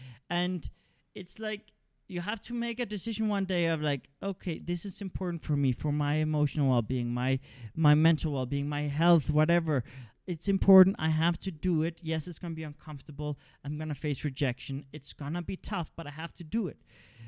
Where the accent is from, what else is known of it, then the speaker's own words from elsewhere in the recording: Denmark; also born or lived in Canada; I come from a liberal context. I come from liberal values. I grew up in Denmark and Canada and things like that.